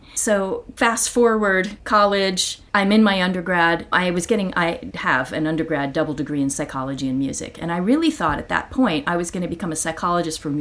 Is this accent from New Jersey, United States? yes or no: no; Athens, Ohio, United States; moved away; I grew up in Athens, Ohio.